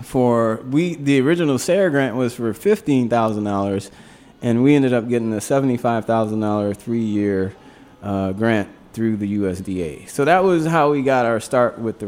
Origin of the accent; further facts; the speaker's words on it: Louisiana, United States; moved away; I grew up down in Louisiana